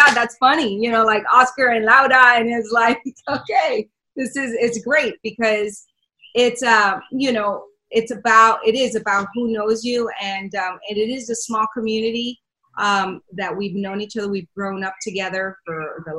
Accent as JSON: {"language": "English", "town": "Miami", "region": "Florida", "country": "United States", "tie": "born or raised there", "also_born_or_lived": "Venezuela / Washington, D.C.", "first_language": "Spanish", "second_language": "English", "moved": "yes", "said": "I was raised in Miami"}